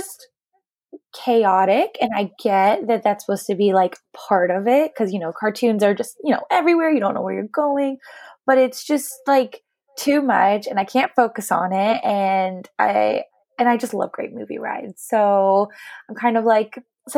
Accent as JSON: {"language": "English", "region": "East Coast", "country": "United States", "tie": "born or raised there", "said": "I grew up on the East Coast"}